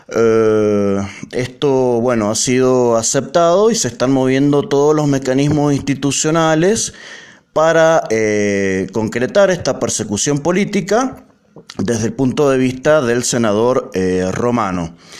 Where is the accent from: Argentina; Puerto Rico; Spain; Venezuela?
Argentina; Mendoza; como mendocinos